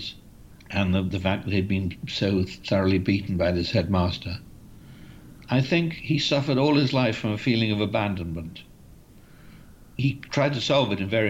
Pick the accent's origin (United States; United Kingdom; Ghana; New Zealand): United Kingdom; Bath, South West England; I grew up in Bath